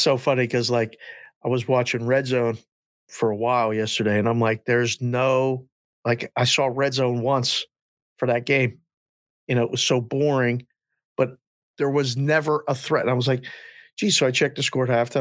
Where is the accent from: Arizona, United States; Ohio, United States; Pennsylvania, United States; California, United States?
Pennsylvania, United States; near Pittsburgh; We grew up in Green Street, Pennsylvania, right outside of Pittsburgh, literally right outside the city